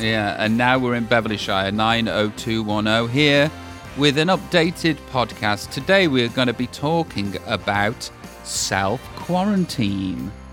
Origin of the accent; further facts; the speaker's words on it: Stoke-on-Trent, West Midlands, United Kingdom; moved away; I am from Stoke on Trent